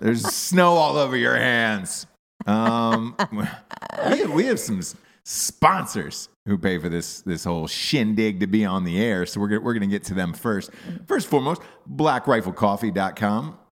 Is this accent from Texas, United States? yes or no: no; Atlanta, Georgia, United States; moved away; I grew up in Atlanta as a child